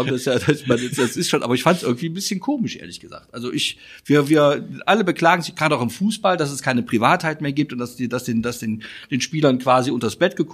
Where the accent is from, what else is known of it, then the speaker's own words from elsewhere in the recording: Cologne, North Rhine-Westphalia, Germany; auch als Kölner weiß man, man darf sich nicht immer selbst besoffen machen.